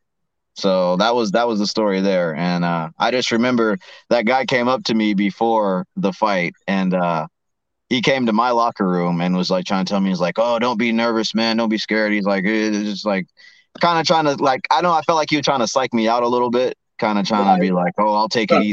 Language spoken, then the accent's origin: English; Arkansas, United States; I grew up in Arkansas